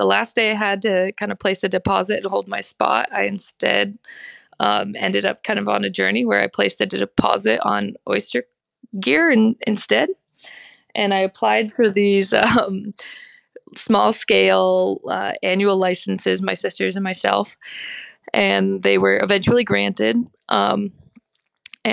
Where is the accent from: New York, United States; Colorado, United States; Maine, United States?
Maine, United States; Belfast; my hometown of Belfast